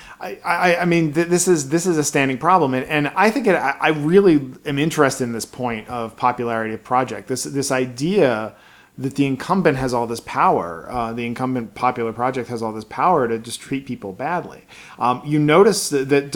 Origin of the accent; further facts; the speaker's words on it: Baltimore, Maryland, United States; I grew up in Baltimore, Maryland in the 80s